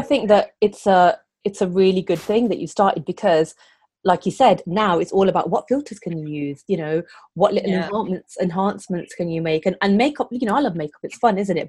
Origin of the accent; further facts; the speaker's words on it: Coventry, West Midlands, United Kingdom; Coventry, my hometown.